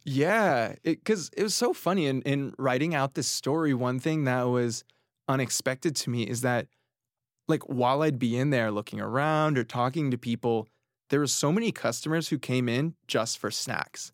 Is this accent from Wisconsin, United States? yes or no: no; Orange County, California, United States; moved away as an adult; now in New York City, United States; I grew up in Orange County, California